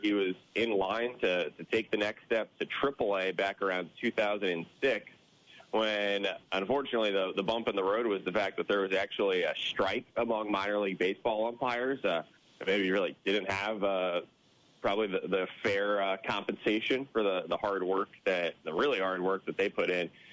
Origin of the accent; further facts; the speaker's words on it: New Jersey, United States; moved away; I grew up in New Jersey